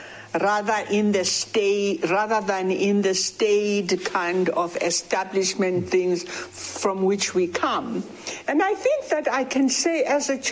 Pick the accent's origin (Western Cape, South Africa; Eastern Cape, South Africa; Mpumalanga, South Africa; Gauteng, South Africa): Mpumalanga, South Africa; Witbank; my grandmother, where I grew up in Witbank